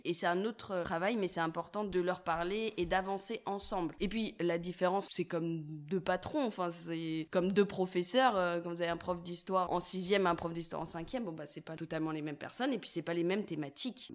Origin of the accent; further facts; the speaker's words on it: Saint-Étienne, Auvergne-Rhône-Alpes, France; je viens de la Loire, de Saint-Étienne plus précisément